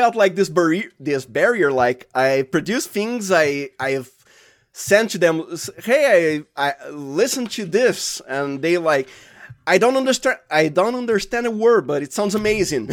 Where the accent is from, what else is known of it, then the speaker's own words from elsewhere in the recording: Santo André, São Paulo, Brazil; the state is Sao Paulo. If you're geographically accurate, I am from Santo Andre